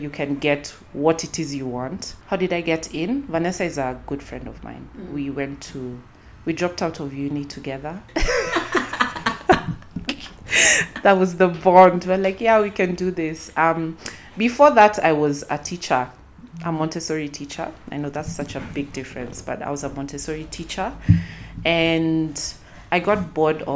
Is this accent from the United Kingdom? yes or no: no; Nairobi, Kenya; I'm from Nairobi, Kenya.